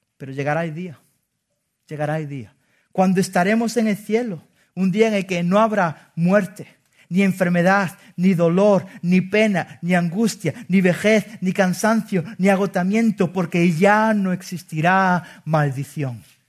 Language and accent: Spanish; Spain; como buen español